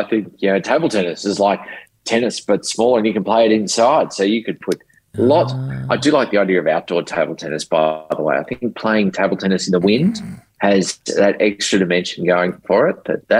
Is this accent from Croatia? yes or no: no; Australia